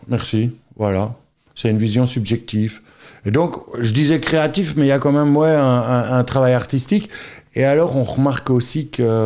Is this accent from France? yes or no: no; Charleroi area, Wallonia, Belgium; also born or lived in Antwerp / London; j'ai grandi à Girpine enfin vierge poterie. Donc tu vois, je dis toujours, euh, quand ça nous arrange, on est Carolo